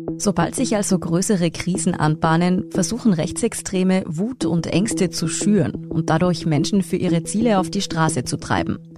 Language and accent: German; Austria; bei uns in Österreich